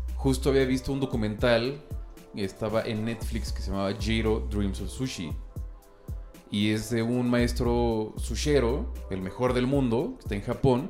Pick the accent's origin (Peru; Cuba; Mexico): Mexico; soy 100% mexicano, hijo de, nieto de españoles